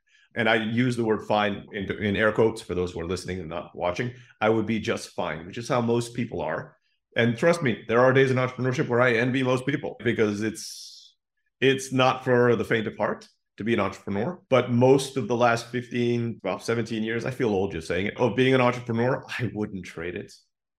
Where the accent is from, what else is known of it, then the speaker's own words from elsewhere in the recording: Turkey; also born or lived in Philippines; When I grew up in Turkey. My mom's from the Philippines. I was born there. I moved to Turkey when I was very young